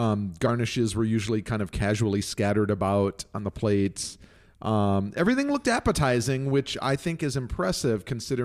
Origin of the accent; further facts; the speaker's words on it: Mexico City, Mexico; I grew up in Mexico City, and Diana Kennedy's recipes are the only recipes that are authentic.